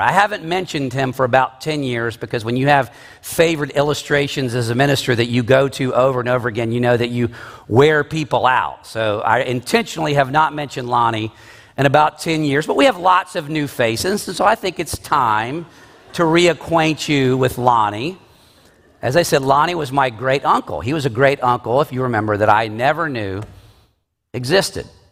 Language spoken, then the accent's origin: English; the South, United States; I am from the South